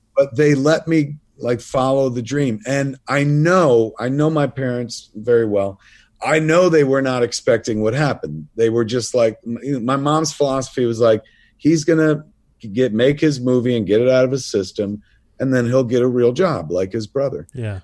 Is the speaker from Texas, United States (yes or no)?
no; New Jersey, United States; I'm from the province of New Jersey